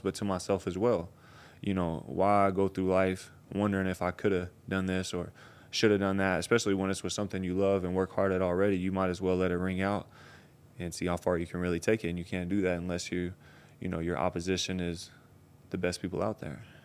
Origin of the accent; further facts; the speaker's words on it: Tennessee, United States; I'm from Tennessee, way out in the country